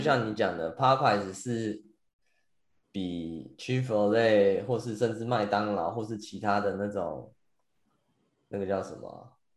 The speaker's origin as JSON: {"language": "Chinese", "country": "Taiwan", "moved": "yes", "said": "身为一个台湾人"}